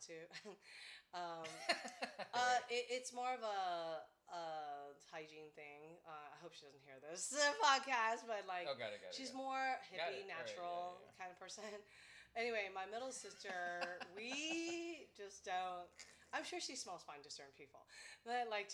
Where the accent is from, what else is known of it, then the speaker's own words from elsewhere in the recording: United States; I'm American-born Chinese, and my parents immigrated China, by the way, or Taiwan, kind of thing. And we, you know, so I'm first generation here.